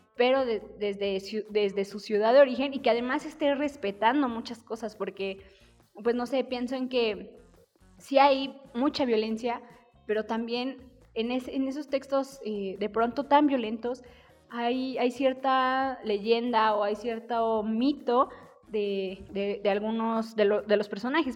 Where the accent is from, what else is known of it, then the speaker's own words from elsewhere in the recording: Mexico; nosotros eh, como mexicanos